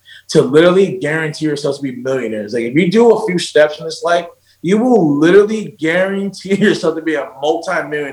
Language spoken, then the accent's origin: English; Central New Jersey, United States; moved away; also born or lived in Fredericksburg, Virginia / San Diego; I'm from Central New Jersey